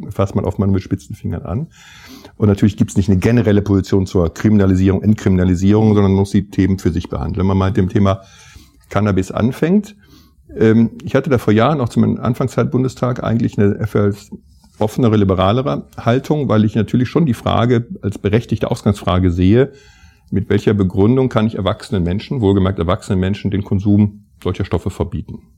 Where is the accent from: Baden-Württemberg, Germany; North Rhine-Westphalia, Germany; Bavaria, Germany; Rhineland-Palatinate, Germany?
North Rhine-Westphalia, Germany; Mönchengladbach; Ich komme ja aus Mönchengladbach, unweit der niederländischen Grenze.